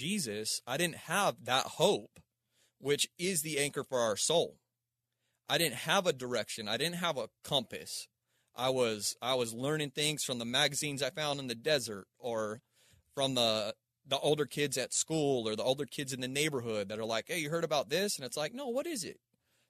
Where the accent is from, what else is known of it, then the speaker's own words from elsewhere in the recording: Palmdale, California, United States; also born or lived in Aurora, Colorado; So I started over in Palmdale, Lancaster. Mm-hmm. That's like, you know, while I was born in Aurora, Colorado, my dad was and this is part of my story, man.